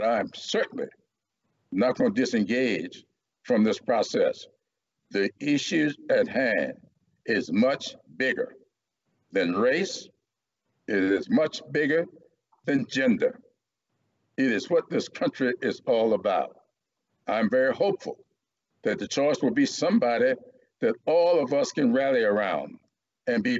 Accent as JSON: {"language": "English", "region": "the South", "country": "United States", "tie": "born or raised there", "said": "growing up in the South"}